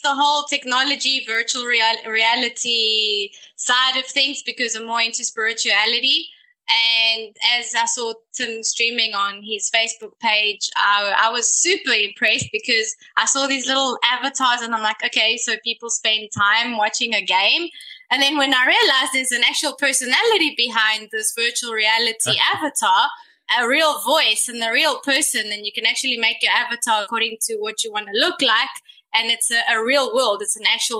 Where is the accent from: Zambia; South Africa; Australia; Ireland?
South Africa; now in Greece; I was born in Greece, raised in South Africa, did my schooling there, came back to Greece